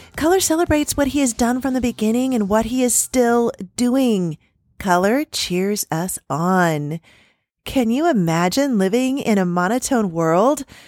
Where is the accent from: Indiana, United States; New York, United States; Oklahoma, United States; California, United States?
California, United States; San Diego; moved away as an adult; I grew up in San Diego. I lived there for 35 years